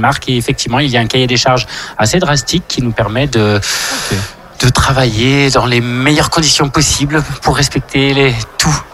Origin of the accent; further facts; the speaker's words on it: Morancé, Auvergne-Rhône-Alpes, France; je suis vigneron sur Morancé, un domaine familial, 14e génération connue au compteur